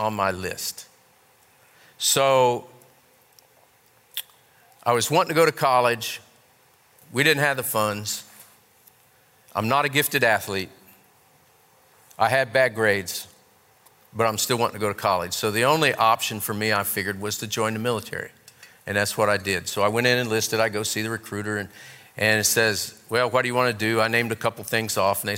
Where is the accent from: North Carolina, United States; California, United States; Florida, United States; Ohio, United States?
Ohio, United States; I grew up in Ohio